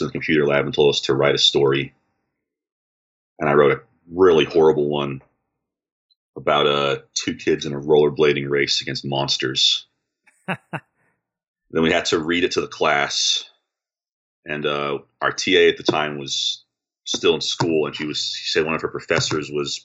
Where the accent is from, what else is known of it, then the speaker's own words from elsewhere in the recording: Utah, United States; also born or lived in Durban, South Africa / Johannesburg, South Africa; I was born in South Africa. My family moved to the States when I was 6. I grew up in Utah